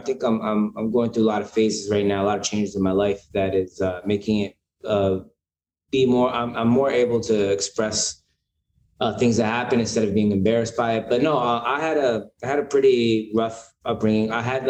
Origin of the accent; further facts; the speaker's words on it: Pennsylvania, United States; moved away as an adult; also born or lived in Bronx, New York; now in New York, United States; So I was born in the Bronx. I lived in New York till I was like 5 or 6. I can't really remember. And then I moved to Pennsylvania during like that time, around 6 years old to like I was about 18 or 19.